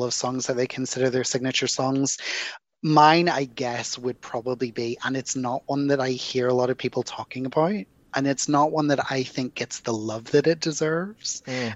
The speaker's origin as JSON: {"language": "English", "town": "Belfast", "region": "Northern Ireland", "country": "United Kingdom", "tie": "born or raised there", "accent": "Irish brogue", "said": "my hometown"}